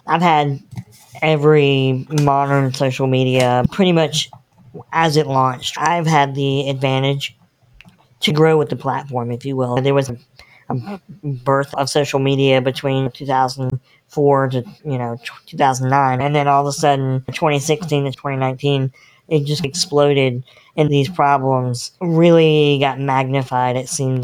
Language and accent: English; North Carolina, United States; I'm born and bred in North Carolina